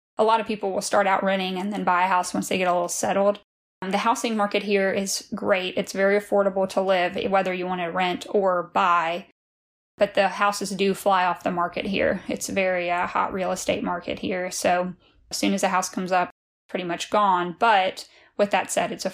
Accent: Louisiana, United States; now in Lexington, United States; I'm from Louisiana originally

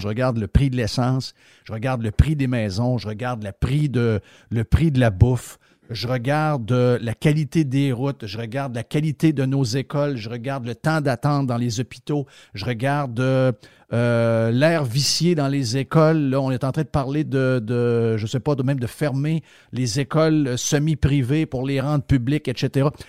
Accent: Quebec, Canada; je suis un Québécois

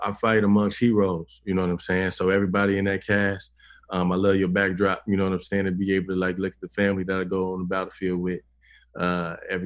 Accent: Chicago, Illinois, United States; I'm one of the few cats in the cast that are from here.

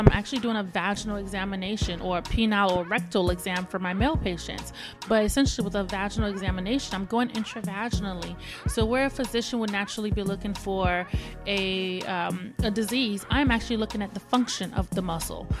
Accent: Nigeria; also born or lived in Richmond, Virginia, United States; now in Houston, United States; I am originally from Nigeria, but I lived in Richmond, Virginia. I just moved to Texas, Houston, Texas, two years ago

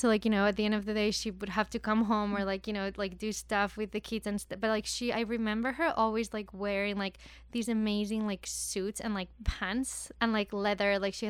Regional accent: Madrid, Community of Madrid, Spain; moved away; So I'm from Spain, from Madrid.

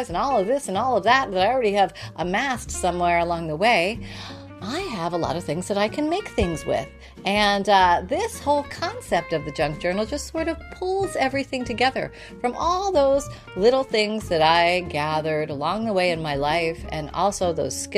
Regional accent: Canada; I was born in Canada

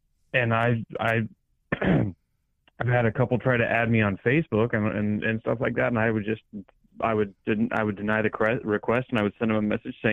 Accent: Colorado, United States; now in Iowa, United States; my home state of Colorado where I lived

